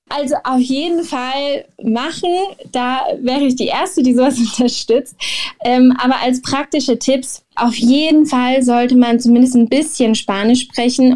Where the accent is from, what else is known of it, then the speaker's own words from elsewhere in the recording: Germany; moved away as an adult; now in Mexico; ich bin Deutsche